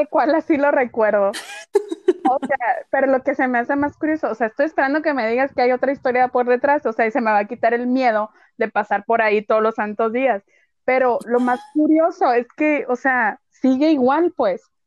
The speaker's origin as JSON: {"language": "Spanish", "region": "Sonora", "country": "Mexico", "said": "así somos los sonorenses"}